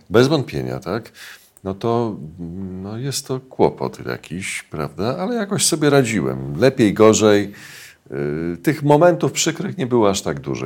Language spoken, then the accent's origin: Polish; near Warsaw, Masovian Voivodeship, Poland; also born or lived in Saska Kępa, Warsaw; ja się wychowywałem w domu pod Warszawą